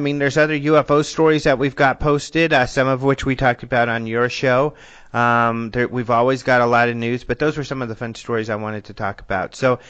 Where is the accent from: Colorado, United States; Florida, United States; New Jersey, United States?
Colorado, United States; I'm from Colorado